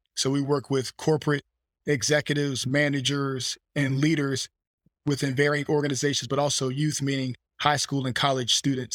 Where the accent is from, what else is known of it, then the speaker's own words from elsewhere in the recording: Fleming Island, Florida, United States; I was born in Fleming Island, Florida, about thirty minutes from Jacksonville, Northeast Florida